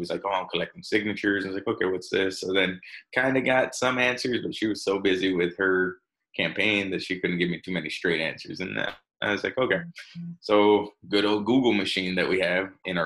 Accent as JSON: {"language": "English", "region": "Texas", "country": "United States", "said": "I'm from Texas"}